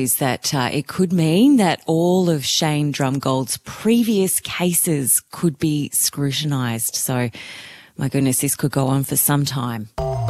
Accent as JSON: {"language": "English", "region": "Queensland", "country": "Australia", "said": "my home state of Queensland"}